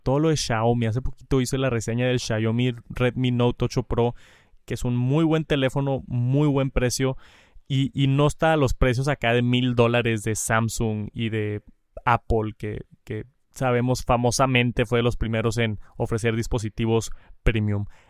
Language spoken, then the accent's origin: Spanish; Jalisco, Mexico; soy de Jalisco, de aquí de México soy de Jalisco.